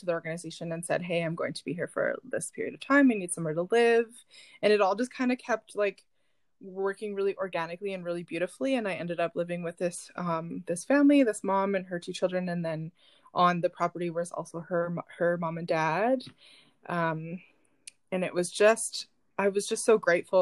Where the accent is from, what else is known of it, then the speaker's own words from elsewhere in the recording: Sault Ste. Marie, Ontario, Canada; moved away as an adult; also born or lived in Alberta / Vancouver, Canada / Winnipeg, Canada / New Zealand; I grew up in Sault Ste. Marie.